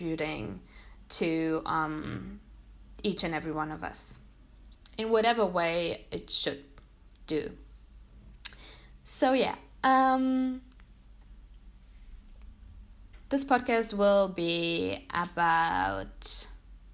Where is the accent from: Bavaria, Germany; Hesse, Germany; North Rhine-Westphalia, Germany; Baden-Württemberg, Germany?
Bavaria, Germany; Munich; English is a second language; I was born and grew up here in Munich